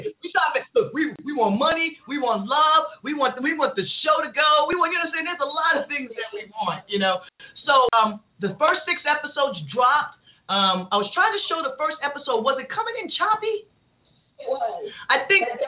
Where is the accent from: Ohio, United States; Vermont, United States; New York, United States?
New York, United States; New York City; I'm from I'm from Queens